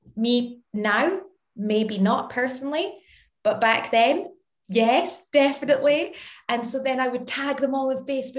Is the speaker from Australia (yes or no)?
no; Scotland, United Kingdom; now in London, United Kingdom; I am as Scottish as they come